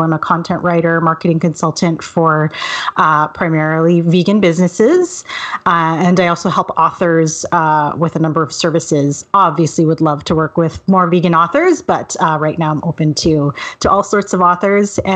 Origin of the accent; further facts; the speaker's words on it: Vancouver, British Columbia, Canada; also born or lived in Montreal, Canada; Well, I'm sort of a native Vancouverite. I was born in Montreal, but my family moved here right after I was born.